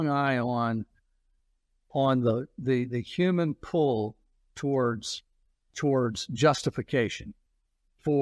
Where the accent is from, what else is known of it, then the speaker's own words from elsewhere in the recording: Atlanta, Georgia, United States; I grew up in Atlanta